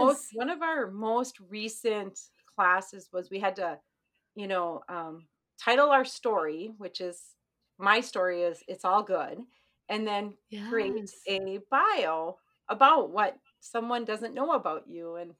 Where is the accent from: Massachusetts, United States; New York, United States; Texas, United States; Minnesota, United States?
Minnesota, United States; Ely; I'm from Ely, Minnesota. So when you look at the state, there's kind of the Arrowhead of Minnesota. And so that's where we live.